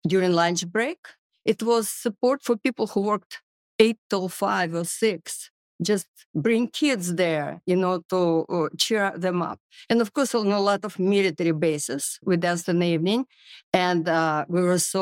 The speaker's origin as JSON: {"language": "English", "country": "Russia", "tie": "born or raised there", "also_born_or_lived": "Murmansk", "second_language": "English", "moved": "as an adult", "lives_now": "United States", "said": "I was growing up in Russia"}